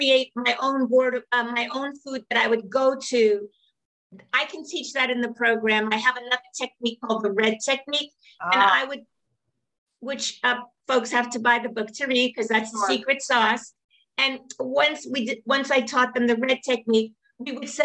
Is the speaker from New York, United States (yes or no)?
yes; New York City, New York, United States; I come from Brooklyn